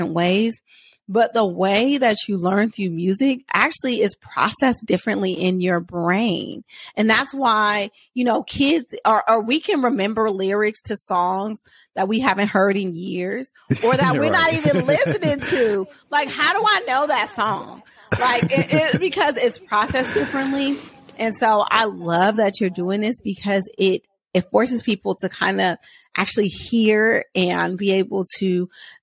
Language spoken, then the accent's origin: English; Oakland, California, United States; I grew up in Oakland, California.